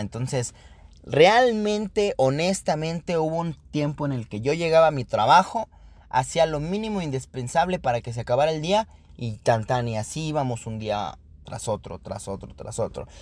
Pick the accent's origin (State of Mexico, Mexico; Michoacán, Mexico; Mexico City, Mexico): Mexico City, Mexico; now in Querétaro, Mexico; soy originado de la ciudad originario de la Ciudad de México, sin embargo, eh, me considero queretano por adopción